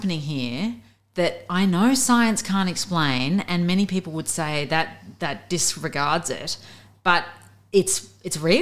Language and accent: English; Avalon, New South Wales, Australia; moved away as an adult; also born or lived in Beirut; I was born on the Northern Beaches. I grew up in Avalon.